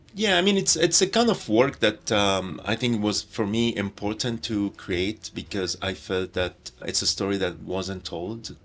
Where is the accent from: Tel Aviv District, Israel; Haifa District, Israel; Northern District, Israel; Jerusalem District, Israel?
Tel Aviv District, Israel; Jaffa; Jaffa, my hometown